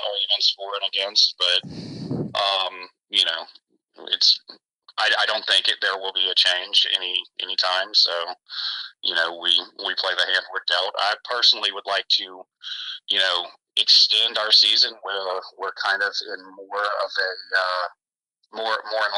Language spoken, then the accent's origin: English; Lafayette, Louisiana, United States; I'm originally from Lafayette